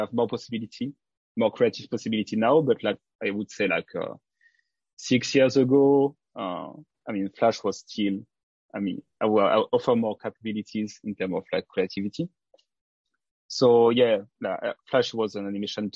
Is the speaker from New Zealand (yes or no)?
no; south of France, France; accent: French; English is a second language; moved away as an adult; also born or lived in Africa / Martinique / Paris, France; now in Osaka, Japan; I moved to France from 6 years old, and I spent most of my time in the south of France in a very small village.